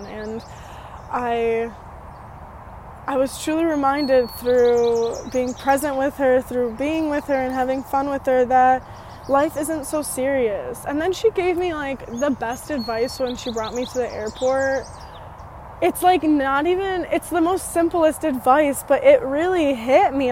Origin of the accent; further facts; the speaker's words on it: United States; moved away as an adult; also born or lived in Romania; I was also raised in America in this one town city from the age of like 6 to 20